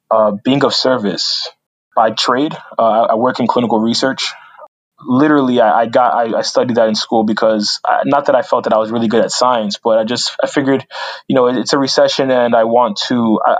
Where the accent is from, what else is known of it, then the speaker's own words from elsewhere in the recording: Union, New Jersey, United States; also born or lived in Newark, New Jersey; so grew up in Union, Union, New Jersey, probably about like 10 miles away.